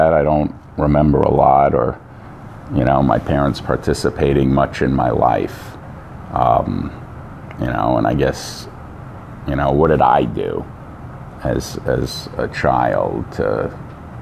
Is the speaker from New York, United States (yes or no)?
yes; Long Island, New York, United States; We moved to Long Island. I grew up in Long Island.